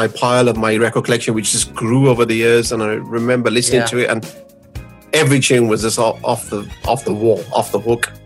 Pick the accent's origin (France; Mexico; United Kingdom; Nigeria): United Kingdom; Birmingham, West Midlands; growing up in Birmingham, obviously growing up in a very sort of multicultural sort of area